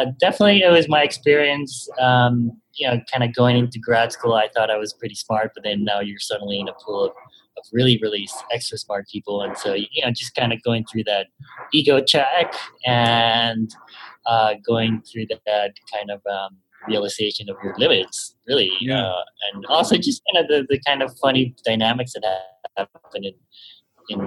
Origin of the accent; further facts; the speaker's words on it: Panama; moved away as an adult; now in United States; I was born and raised in Panama, and then I studied audit here in the U.S.